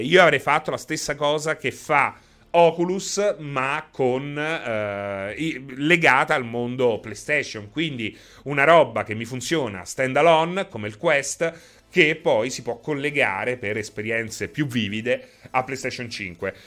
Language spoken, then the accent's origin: Italian; Rome, Lazio, Italy; parlo da romano